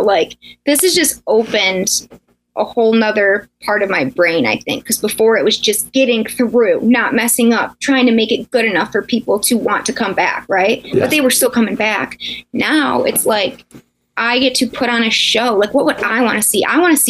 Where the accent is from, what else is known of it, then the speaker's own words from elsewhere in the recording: Michigan, United States; my hometown